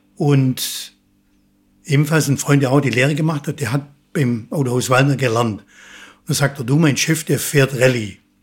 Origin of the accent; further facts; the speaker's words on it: Sulz am Neckar, Baden-Württemberg, Germany; Also gebürtig komme ich aus dem Schwabenland. Ne? äh, genauer gesagt aus Sulz am Neckar, Bergfelden